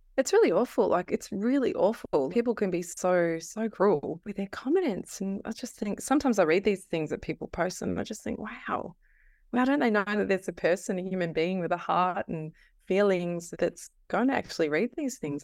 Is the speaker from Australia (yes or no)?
yes; Castlemaine, Victoria, Australia; I'm from Castle Main